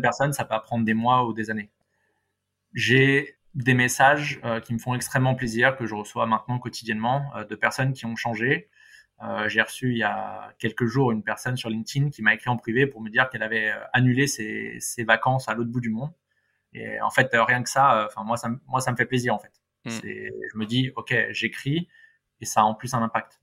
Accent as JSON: {"language": "French", "town": "Paris", "region": "Île-de-France", "country": "France", "said": "en tant que bon parisien"}